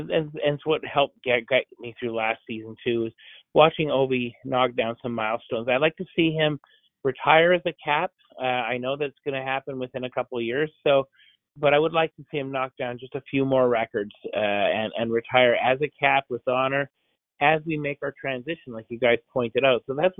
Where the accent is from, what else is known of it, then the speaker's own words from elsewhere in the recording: Montreal, Quebec, Canada; moved away; When I came down here from Montreal, the last cup Montreal won was 1993